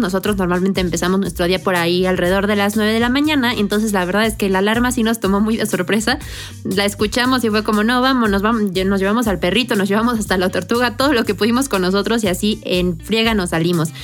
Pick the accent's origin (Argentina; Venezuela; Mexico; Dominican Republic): Mexico; nosotros como mexicanos